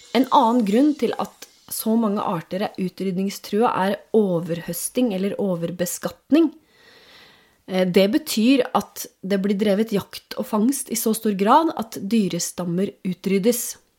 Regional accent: Norway

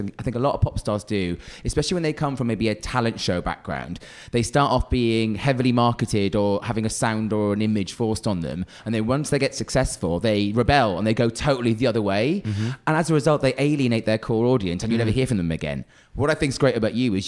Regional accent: South Wales, United Kingdom; I'm from South Wales

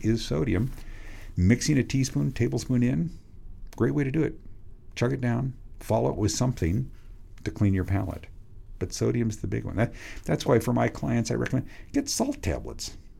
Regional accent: Western Washington, United States; When I grew up in Washington State, it gets really hot in Washington State, Western Washington.

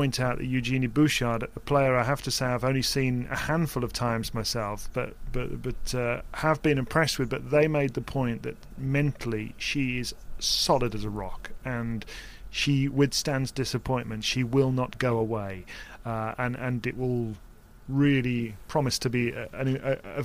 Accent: United Kingdom; being British

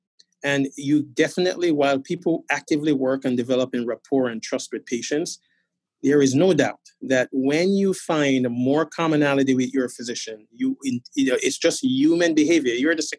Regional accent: New York City, New York, United States; now in Boston, United States; having grown up in Brooklyn, New York

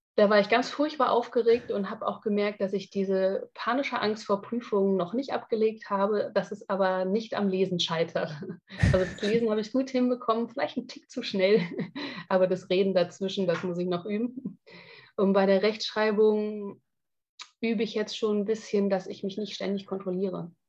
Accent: Frankfurt, Hesse, Germany; moved away as an adult; also born or lived in Hamburg; ich bin in Frankfurt aufgewachsen und bin mhm. dann nach Hamburg gezogen

